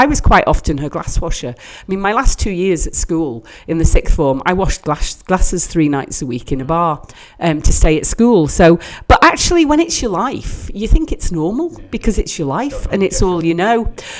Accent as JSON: {"language": "English", "town": "Douglas", "country": "Isle of Man", "tie": "born or raised there", "also_born_or_lived": "Middlesbrough", "said": "I'm a very proud, like you, very proud Manx person. I grew up in Dukes Road, Douglas, at the bottom of Nobles Park, in what I thought was the idyllic childhood everyone had living opposite a park, till I went to live in Middlesbrough aged 18."}